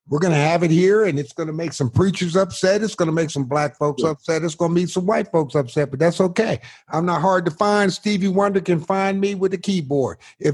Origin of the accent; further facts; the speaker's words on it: Northeast, United States; moved away as an adult; now in Waco, United States; I grew up in the Northeast